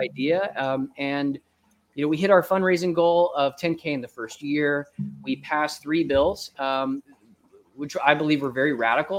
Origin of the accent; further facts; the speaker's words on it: Florida, United States; now in Tennessee, United States; I'm growing up in Florida, I didn't get seasons at all